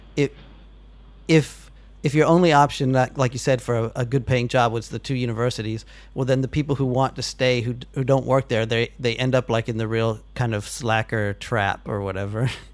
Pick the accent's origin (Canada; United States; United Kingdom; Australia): United States; moved away; also born or lived in Texas; I'm now an American who's been out of America for 12 years